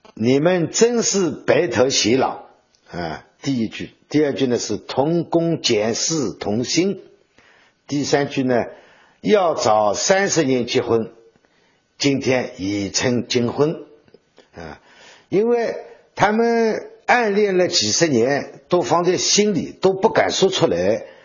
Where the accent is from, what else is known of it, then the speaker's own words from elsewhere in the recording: Shengze, Jiangsu, China; 我们盛泽人